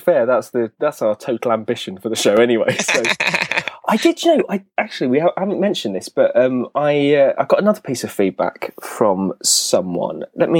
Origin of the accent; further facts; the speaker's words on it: Brighton, South East England, United Kingdom; I'm from Brighton. That's probably about as non-posh as you can get.